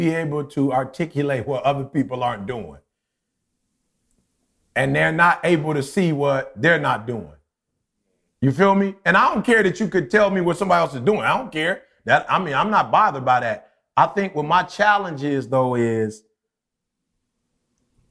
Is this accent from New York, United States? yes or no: no; Detroit, Michigan, United States; also born or lived in Chicago; raised in Detroit